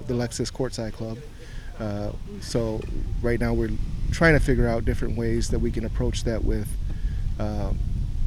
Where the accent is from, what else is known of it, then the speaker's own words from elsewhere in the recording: Chicago, Illinois, United States; moved away as an adult; also born or lived in Scottsdale, Arizona / Las Vegas, Nevada / Twin Cities, Minnesota; now in Minneapolis, United States; I am from Chicago originally